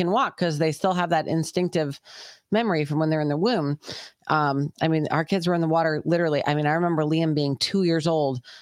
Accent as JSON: {"language": "English", "country": "Jamaica", "said": "I'm from Jamaica. I'm, I'm close by."}